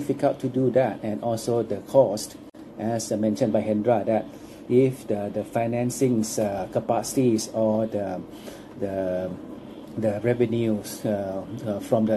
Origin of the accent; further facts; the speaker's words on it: Chiang Mai, Thailand; English is a second language; my hometown again, that from Chiang Mai